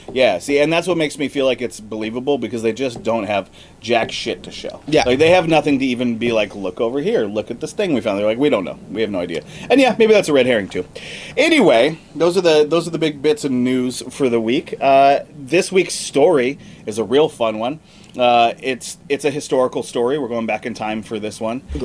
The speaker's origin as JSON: {"language": "English", "region": "Montana", "country": "United States", "moved": "yes", "said": "I'm originally from Montana"}